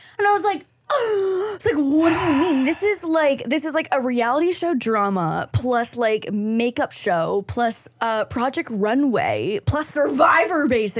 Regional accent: Ontario, Canada; also born or lived in Toronto; as a Canadian

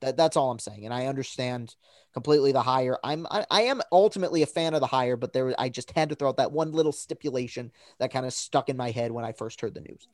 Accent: Lansing, Michigan, United States; born and raised in Lansing, and I am a woven into Spartan country here

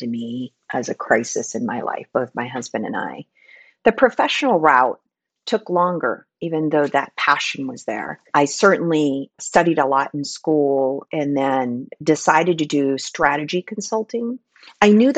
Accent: Philippines; moved away as an adult; I was born and raised in the Philippines, so I came here for college

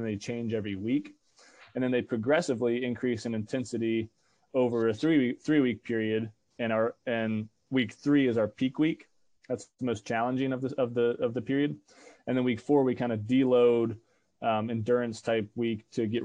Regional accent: Northern Virginia, United States; also born or lived in Atlanta, Georgia; now in Manhattan, Kansas, United States; I'm originally from Northern Virginia

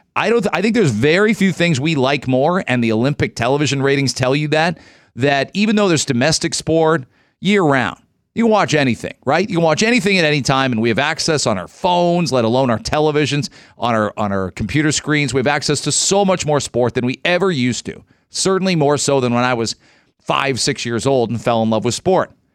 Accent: Canada; being Canadian

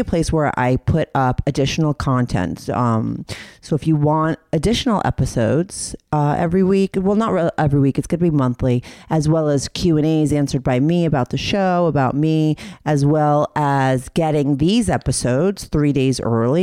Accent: New York City, New York, United States; being quarantined in New York City for me as a New Yorker

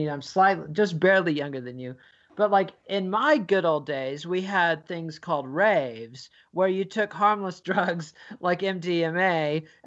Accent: United Kingdom; as a Brit, you're more focused on England than most American historians

